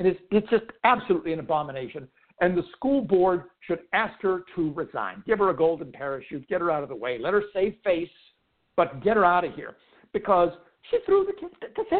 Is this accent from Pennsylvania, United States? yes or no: yes; Pittsburgh, Pennsylvania, United States; I grew up in Pittsburgh, went to Pittsburgh Public Schools, grade school and high school. I went to Peabody High School